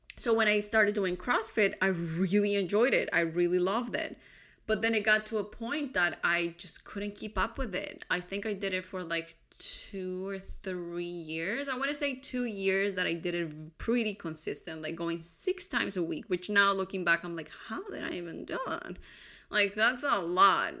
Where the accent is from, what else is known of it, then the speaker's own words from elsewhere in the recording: Colombia; I grew up in Colombia